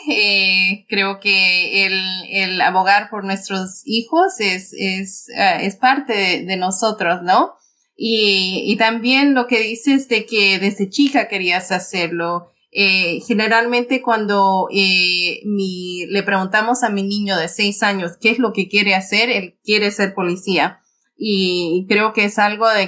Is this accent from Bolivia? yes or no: yes; Bolivia; porque yo también soy boliviana y, nos orgullece mucho de, tener esa diversidad